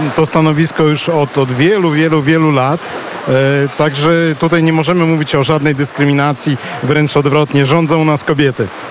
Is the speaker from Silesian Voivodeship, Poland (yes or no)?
no; Płock, Masovian Voivodeship, Poland; now in Ukraine; wychowałem się na ulicy Padlewskiego w Płocku